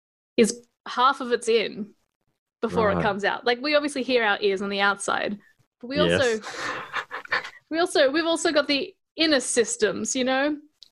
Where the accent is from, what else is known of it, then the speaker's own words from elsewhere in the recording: Adelaide, South Australia, Australia; born there; But I was born in Adelaide, and my parents speak with Adelaide accents.